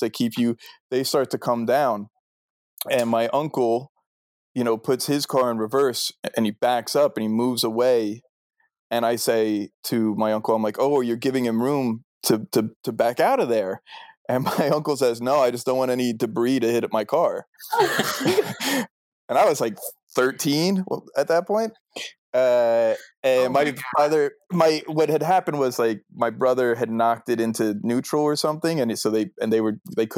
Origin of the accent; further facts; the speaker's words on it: New Jersey, United States; moved away; also born or lived in New York; I grew up in New Jersey, South Jersey, which is the Garden State.